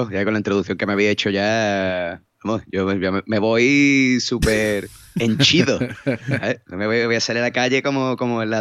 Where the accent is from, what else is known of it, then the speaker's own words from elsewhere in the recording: Cádiz, Andalusia, Spain; le he dicho a mi, a un amigo de, mi novio que soy de Cádiz, que, que vivo en BG no sé qué